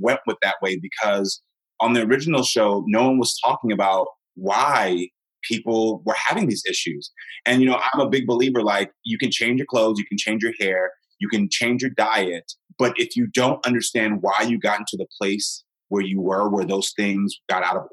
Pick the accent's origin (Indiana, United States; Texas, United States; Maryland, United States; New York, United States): Texas, United States; Houston; moved away; I'm from Texas. And so Houston